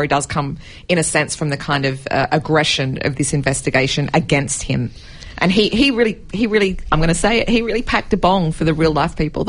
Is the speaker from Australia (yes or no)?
yes; Australia; We're Australian